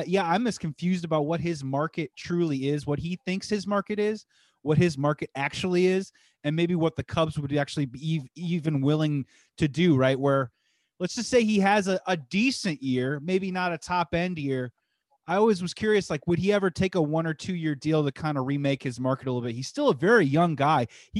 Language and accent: English; Midwest, United States; We're from the Midwest together. We're from the almost sort of the same area, which is super awesome.